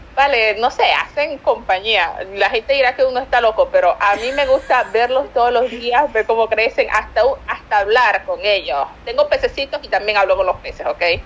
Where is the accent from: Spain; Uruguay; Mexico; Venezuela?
Venezuela; moved away as an adult; now in Argentina; soy venezolana y yo digo, no, yo no tomo mate, allá en Venezuela no existe eso